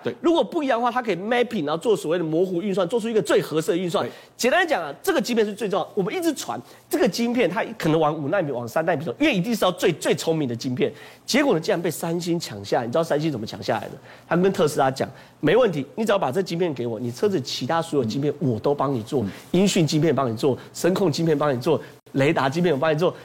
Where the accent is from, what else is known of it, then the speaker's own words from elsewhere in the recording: Taiwan; 我们台湾人叫核融合。